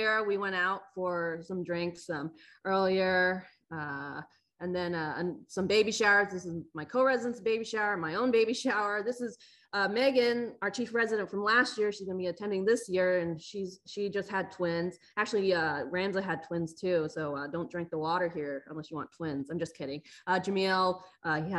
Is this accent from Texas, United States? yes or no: yes; Texas, United States; moved away as an adult; now in Syracuse, United States; I'm from Texas, and so I've never really experienced autumn